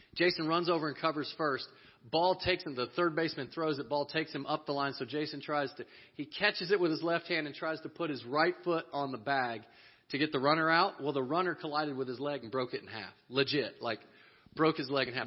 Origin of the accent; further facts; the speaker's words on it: Texas, United States; we're from Texas